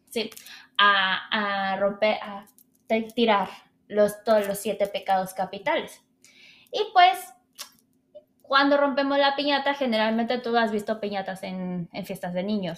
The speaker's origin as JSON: {"language": "Spanish", "country": "Mexico"}